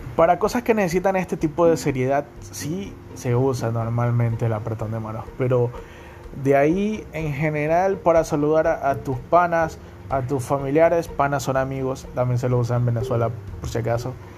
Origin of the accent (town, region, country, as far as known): Guayaquil, Guayas, Ecuador; accent: Guayaquil coastal accent